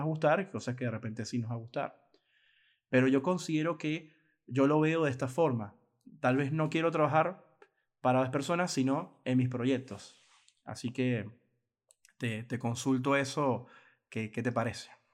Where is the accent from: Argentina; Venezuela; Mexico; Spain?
Venezuela; en mi país Venezuela